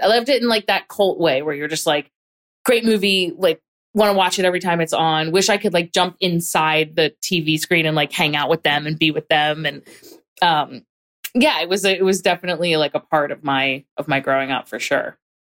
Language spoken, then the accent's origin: English; Hatboro, Pennsylvania, United States; I grew up in a pretty small town. Um, it was a small town surrounded by other towns. So it's not like it was remote or anything. It just, it was definitely small town vibes. Um, called Hatboro